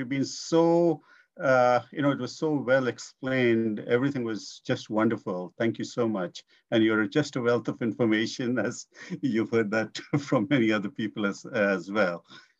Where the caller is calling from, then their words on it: Surrey, British Columbia, Canada; I'm in Surrey, BC.